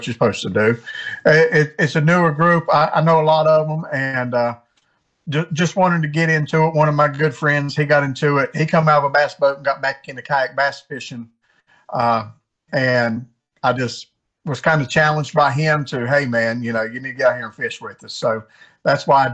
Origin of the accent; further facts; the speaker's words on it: West Virginia, United States; moved away as an adult; also born or lived in Maine / North Carolina; I grew up in West Virginia, was stationed in the Air Force in Maine